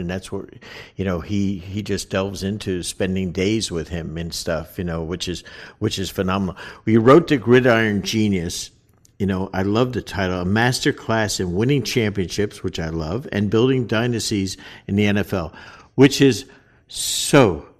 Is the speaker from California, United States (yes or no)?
no; New Jersey, United States; I'm North Jersey and I'm, you know, I'm a New York Giants fan as a kid growing up